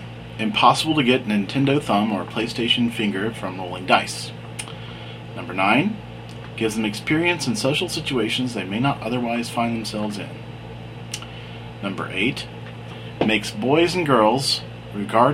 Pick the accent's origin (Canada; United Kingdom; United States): United States; Atlanta, Georgia; also born or lived in New York / New Jersey; I was born in Atlanta, Georgia in 1967 and lived here all my life except for a short time from New York and New Jersey